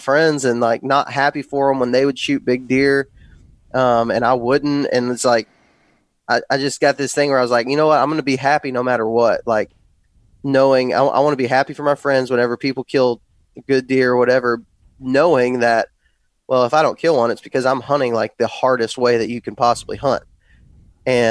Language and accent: English; West Texas, United States; moved away as an adult; now in Alabama, United States; I grew up in West Texas and grew up hunting that, kind of Texas scene